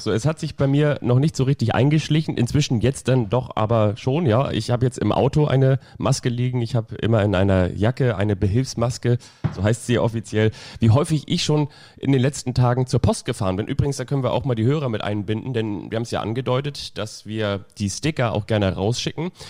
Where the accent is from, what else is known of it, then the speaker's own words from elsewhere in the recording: Kiel, Schleswig-Holstein, Germany; ich bin ja in, im Großraum Raum von Kiel aufgewachsen.